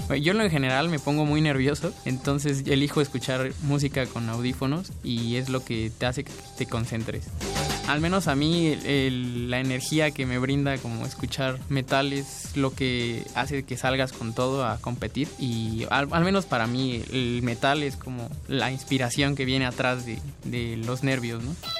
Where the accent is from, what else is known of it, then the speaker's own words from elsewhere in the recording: Oaxaca, Mexico; moved away as an adult; now in Mexico City, Mexico; Yo crecí en Oaxaca toda mi vida hasta hace unos cuantos años que llegué a la universidad